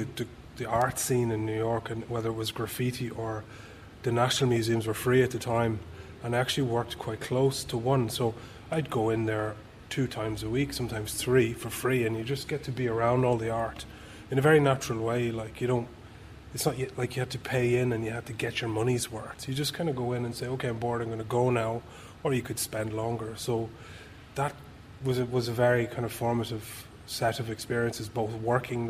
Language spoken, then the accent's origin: English; Kells, Leinster, Ireland; moved away as an adult; also born or lived in Scotland / United States / England / France; I grew up in Kells in County Meath